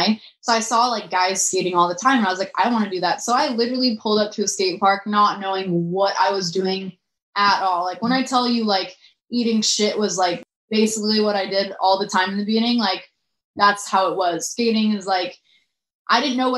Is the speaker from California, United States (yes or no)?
yes; Orange County, California, United States; I'm from Orange County. Like, I feel like, you know, I'm just like from this like little city in Orange County